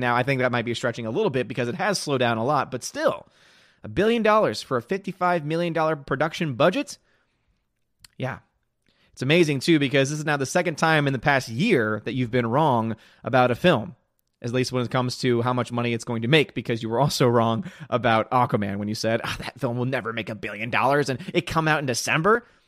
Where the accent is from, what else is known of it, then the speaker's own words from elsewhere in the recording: New Orleans, Louisiana, United States; the city of New Orleans, my hometown.